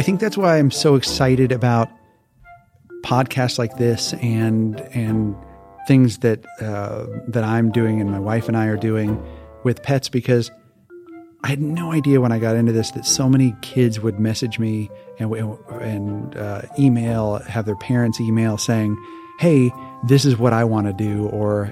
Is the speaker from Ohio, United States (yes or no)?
no; Hawaii, United States; moved away; also born or lived in Missouri; I was born and raised in Hawaii